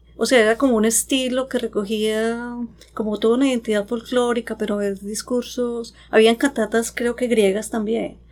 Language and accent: Spanish; Antioquia, Colombia; moved away as an adult; now in Vancouver, Canada; yo soy de Colombia, eh, nacida en un pueblito de Antioquia